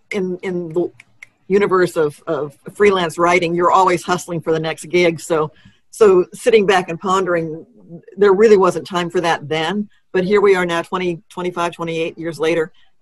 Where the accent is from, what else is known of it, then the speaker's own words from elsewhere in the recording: Texas, United States; You're from Tennessee, I'm from Texas.